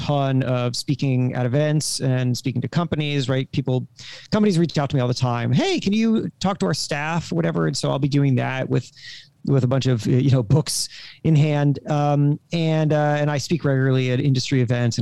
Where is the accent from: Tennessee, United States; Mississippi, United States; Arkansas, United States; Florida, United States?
Florida, United States; Coral Springs; I was raised in Coral Springs, Florida.